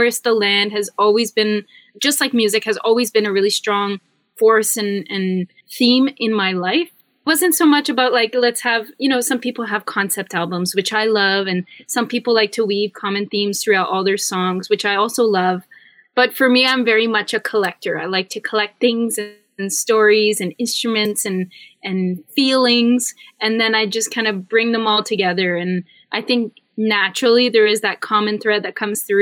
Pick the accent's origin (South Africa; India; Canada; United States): Canada; Northern Ontario; moved away as an adult; also born or lived in Toronto; I'm from Northern Ontario, and I kind of grew up in a landscape that's, very forested